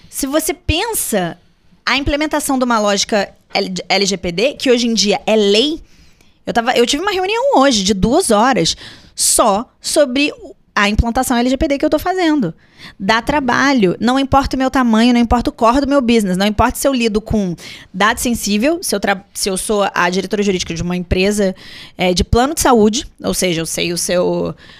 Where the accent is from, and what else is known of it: Brazil